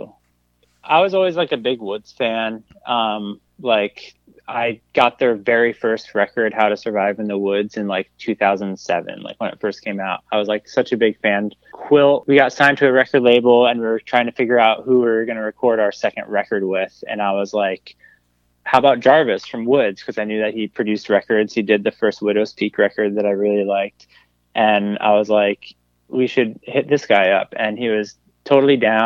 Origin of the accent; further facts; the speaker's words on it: New Jersey, United States; moved away; also born or lived in Boston / Lancaster, Pennsylvania; I grew up in New Jersey, and I was an only child